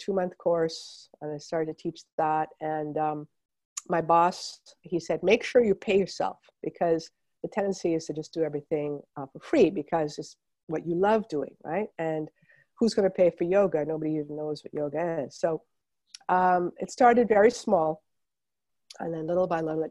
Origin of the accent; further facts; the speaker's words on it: Montreal, Quebec, Canada; I was growing up in Montreal